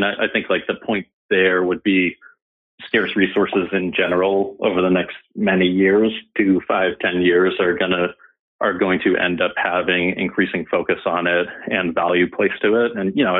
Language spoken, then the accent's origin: English; Andover, Massachusetts, United States; now in Boston, United States; We're also probably lake people as well, as a lot of northern Boston people are. But yeah, I grew up in Andover.